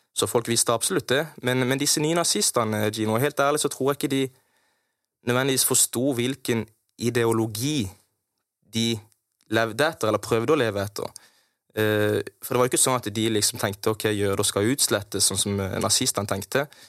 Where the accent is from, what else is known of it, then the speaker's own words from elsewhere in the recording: Kristiansand, Agder, Norway; jeg vokste opp på Hellemyr